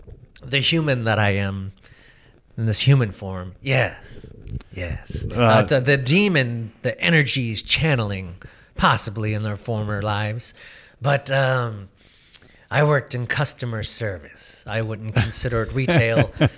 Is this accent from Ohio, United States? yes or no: yes; Parma, Ohio, United States; where I grew up in Cleveland